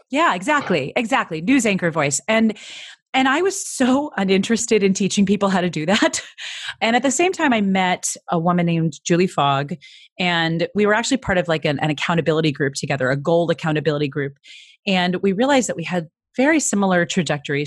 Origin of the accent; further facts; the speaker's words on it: Midwest, United States; I'm from the Midwest